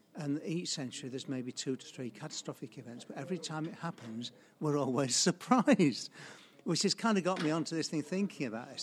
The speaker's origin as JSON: {"language": "English", "town": "Sheffield", "region": "Yorkshire and the Humber", "country": "United Kingdom", "tie": "born or raised there", "said": "I grew up in Sheffield. I went to King Edward's Grammar School in Sheffield, uh, went away for a bit, came back, um, and then I stayed ever since"}